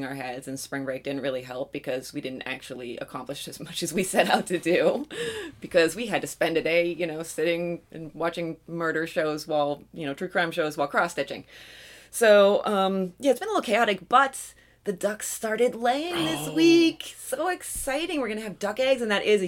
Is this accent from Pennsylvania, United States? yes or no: yes; Pennsylvania, United States; We are from Pennsylvania